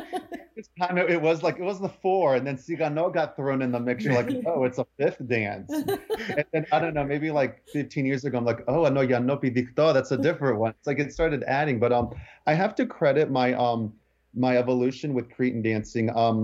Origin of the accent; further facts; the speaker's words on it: Newport News, Virginia, United States; I'm from Newport News, Virginia.